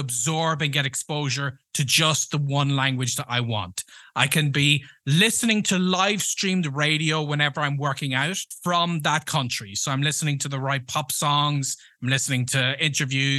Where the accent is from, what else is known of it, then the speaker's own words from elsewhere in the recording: Ireland; first language English; moved away; also born or lived in United States; We don't have that in Ireland